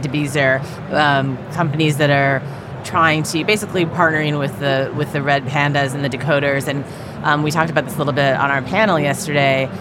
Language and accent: English; San Francisco Bay Area, California, United States; I grew up in the Bay Area